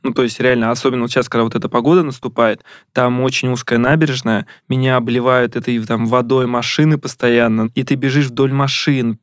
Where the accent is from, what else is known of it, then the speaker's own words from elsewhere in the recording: Ramenskoye, Moscow Oblast, Russia; moved away; я сам из Раменского